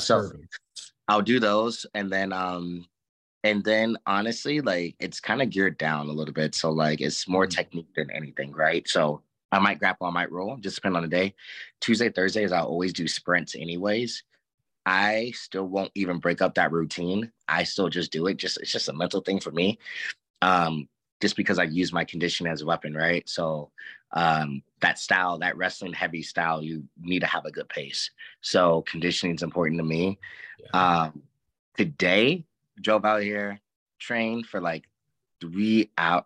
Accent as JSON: {"language": "English", "town": "Ferguson", "region": "Missouri", "country": "United States", "tie": "born or raised there", "also_born_or_lived": "California / St. Louis, Missouri", "said": "I grew up in Ferguson as well"}